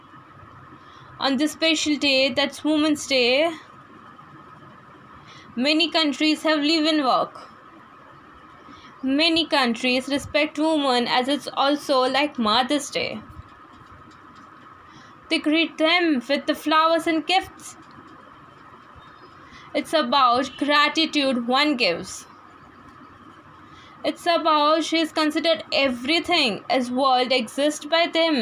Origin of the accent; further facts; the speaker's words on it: Gujarat, India; I am basically from Gujarat.